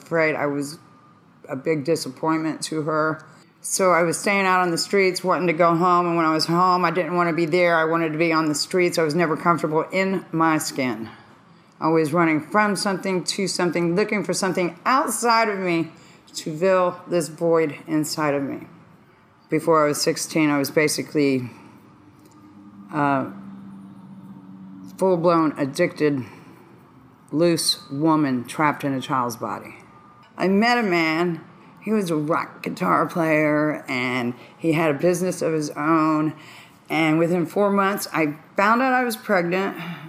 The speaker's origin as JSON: {"language": "English", "town": "Dayton", "region": "Ohio", "country": "United States", "said": "I'm from Dayton, Ohio"}